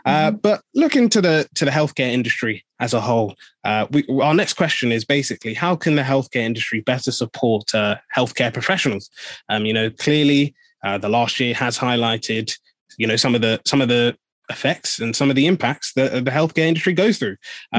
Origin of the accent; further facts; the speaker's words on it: Nigeria; So how can, you know, I be saying that, you know, as a Nigerian, this is what I'm going through.